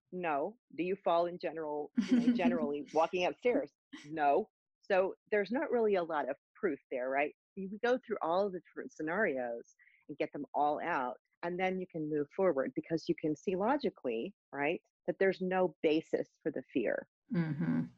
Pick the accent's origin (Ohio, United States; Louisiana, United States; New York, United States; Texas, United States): Texas, United States; Austin; I'm from Austin. Our band was based in Austin